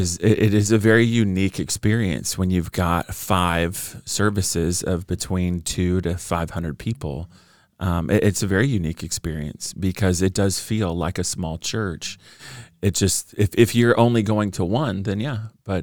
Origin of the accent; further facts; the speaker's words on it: California, United States; born and raised in Orange County along the beach, Newport Beach, Costa Mesa.